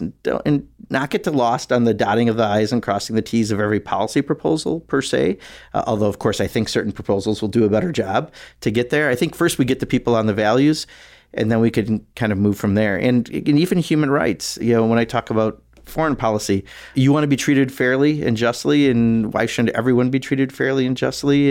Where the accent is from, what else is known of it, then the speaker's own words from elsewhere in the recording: Kenosha, Wisconsin, United States; growing up in Kenosha